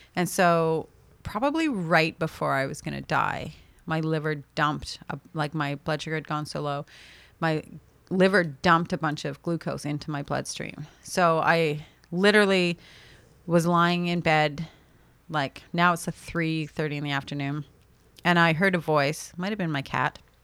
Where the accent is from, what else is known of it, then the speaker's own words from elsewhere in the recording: Canada; as a Canadian